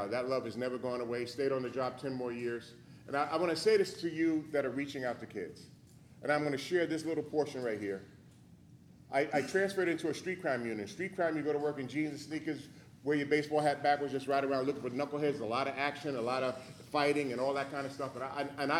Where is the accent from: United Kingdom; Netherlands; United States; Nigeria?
United States; New York City, New York; born and raised in New York City, grew up in a very dysfunctional family.